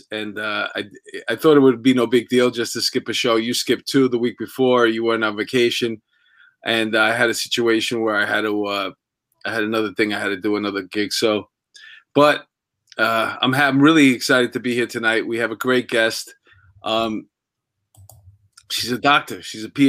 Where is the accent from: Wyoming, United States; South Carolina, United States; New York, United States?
New York, United States; New York City; I was this kid from Astoria, like a tough kid